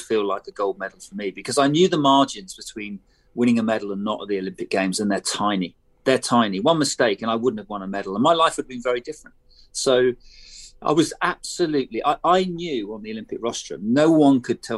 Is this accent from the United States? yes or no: no; United Kingdom; as a Brit